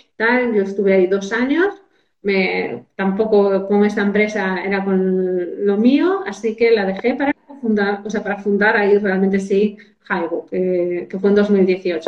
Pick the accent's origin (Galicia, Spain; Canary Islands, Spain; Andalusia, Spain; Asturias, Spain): Asturias, Spain; also born or lived in Madrid; me puse como ingeniera de montes en mi pueblo